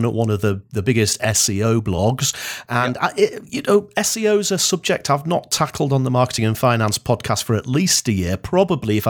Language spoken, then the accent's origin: English; Blackpool, North West England, United Kingdom; now in Edinburgh, United Kingdom; I was born and bred in Blackpool